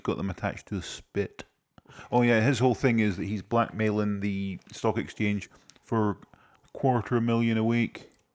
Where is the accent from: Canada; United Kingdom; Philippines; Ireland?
United Kingdom; Scotland; I'm Scottish